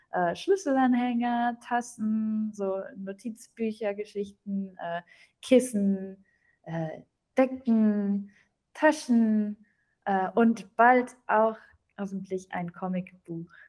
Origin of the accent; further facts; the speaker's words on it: near Dortmund, North Rhine-Westphalia, Germany; first language German; moved away; regional komme ich aus Deutschland, äh, aus Deutschland. Äh, der Nähe von Dortmund